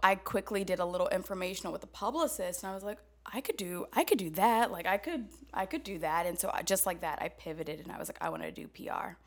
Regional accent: Atlanta, Georgia, United States; also born or lived in Chicago; now in New York City, United States; from Atlanta, both my parents are preachers

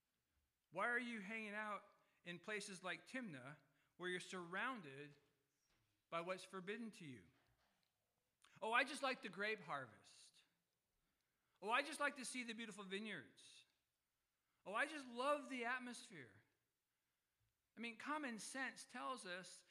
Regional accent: California, United States; I was born in California

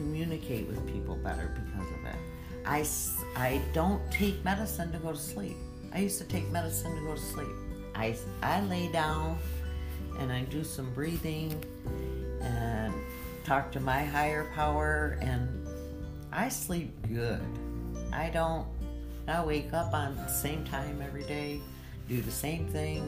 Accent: Michigan, United States; I'm from Michigan

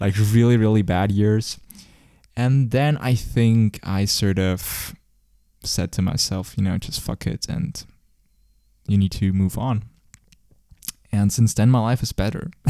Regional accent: Zurich, Switzerland; I grew up as well in Zurich. Um, I'm basically, I never moved in my whole entire life.

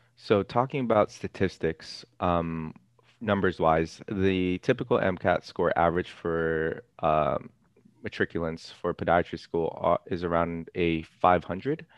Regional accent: Los Angeles, California, United States; I'm actually, I'm actually from Ca, uh, Los Angeles

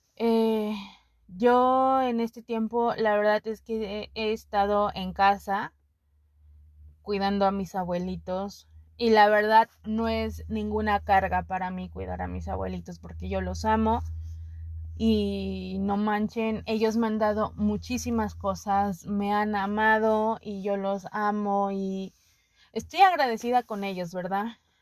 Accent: Puebla, Mexico; yo me siento más poblana que la china poblana y eso nadie me lo quita.

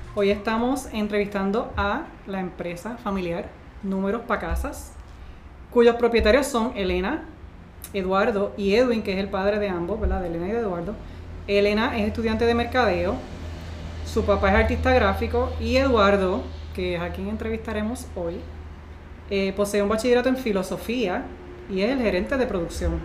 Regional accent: Puerto Rico; nos identificamos con él como boricua

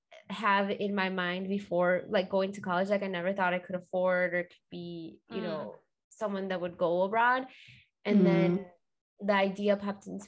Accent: Jefferson, Wisconsin, United States; moved away as an adult; also born or lived in Madison, Wisconsin; now in Chicago, United States; I was born in Wisconsin. I'm from Jefferson, which is like 40 minutes from Madison, in between Madison and Milwaukee.

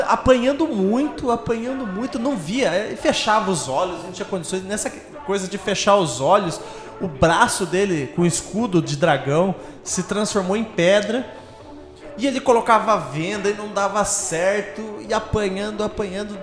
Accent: Brazil; nosso ponto de vistas como brasileiros

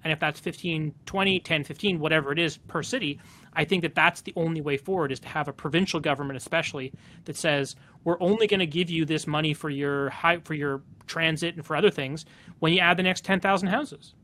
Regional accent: Calgary, Alberta, Canada; now in Vancouver, Canada; I grew up in Calgary

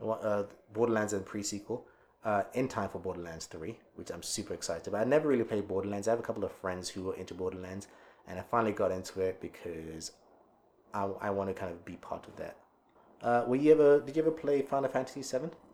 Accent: England, United Kingdom; my home country of UK England

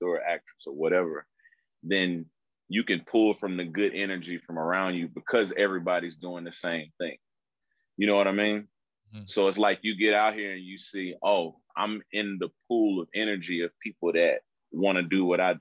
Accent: North Carolina, United States; moved away as an adult; also born or lived in Charlotte, North Carolina; now in Los Angeles, United States; I'm actually born and raised in North Carolina

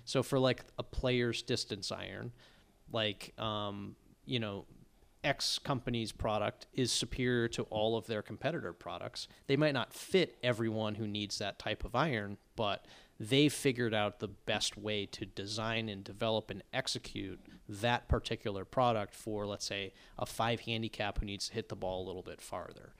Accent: Longmeadow, Massachusetts, United States; I'm from Long Meadow, Massachusetts, not far from Chicopee, Mass

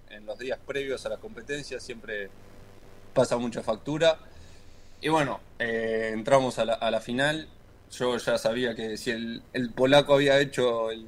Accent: Montevideo, Uruguay; De Montevideo, ahí.

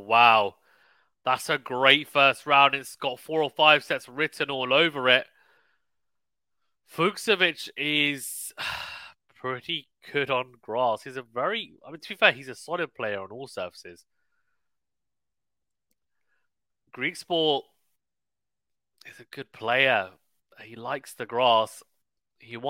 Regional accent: United Kingdom; I, as a Brit

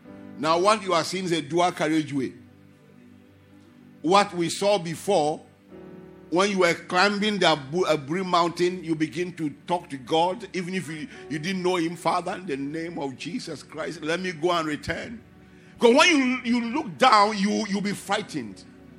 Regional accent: Ghana; moved away; And where my friend and I, the two of us, we left Ghana together, and we're in a 404 car.

